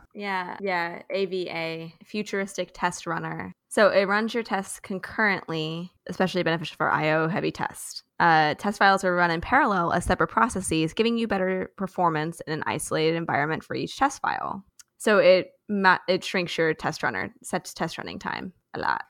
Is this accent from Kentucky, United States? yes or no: yes; Louisville, Kentucky, United States; I grew up in Louisville